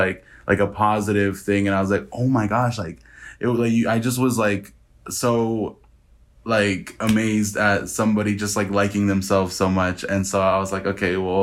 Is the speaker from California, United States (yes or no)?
yes; Hanford, California, United States; moved away as an adult; now in Reno, United States; I come from Hanford, California, but I live in Reno, Nevada